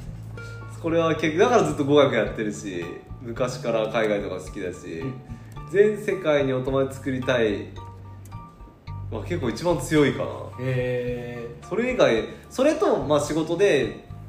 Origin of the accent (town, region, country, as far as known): Niigata, Japan; born or raised there; moved away